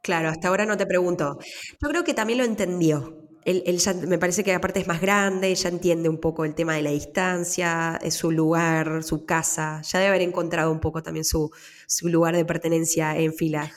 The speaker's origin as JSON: {"language": "Spanish", "country": "Argentina", "also_born_or_lived": "New York, United States", "moved": "as an adult", "lives_now": "Switzerland", "said": "yo no, no parí en mi país"}